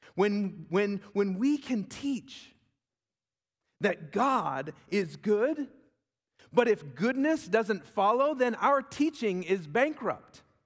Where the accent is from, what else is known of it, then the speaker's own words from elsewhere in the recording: Huntington Beach, California, United States; also born or lived in Virginia; I grew up in Huntington Beach